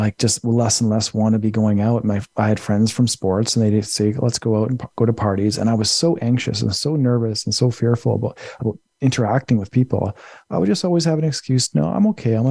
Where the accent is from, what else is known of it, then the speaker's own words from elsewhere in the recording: Winnipeg, Manitoba, Canada; moved away as an adult; also born or lived in British Columbia; my hometown of Winnipeg, Manitoba